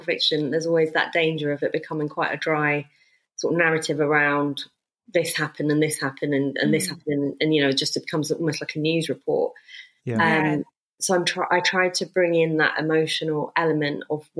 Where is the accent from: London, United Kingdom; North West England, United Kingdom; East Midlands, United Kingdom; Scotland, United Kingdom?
London, United Kingdom; my parents came over here and I was born in London.